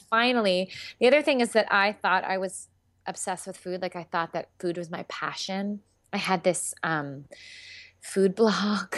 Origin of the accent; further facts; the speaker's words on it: Philadelphia, Pennsylvania, United States; I do a lot of theater in Philadelphia 'cause I'm from Philadelphia